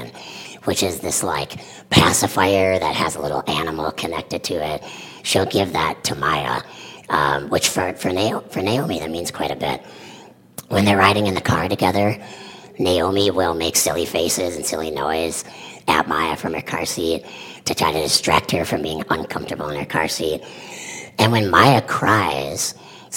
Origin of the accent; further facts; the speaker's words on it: Mankato, Minnesota, United States; now in Roseville, United States; I am a Minnesota native. I was born in Minneapolis. I grew up in Mankato.